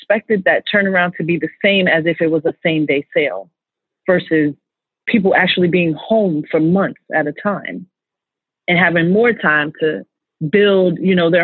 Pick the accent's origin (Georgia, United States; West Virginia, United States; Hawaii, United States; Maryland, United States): Maryland, United States; Laurel; I'm from Laurel, Maryland, and I worked for Wayfair Jessup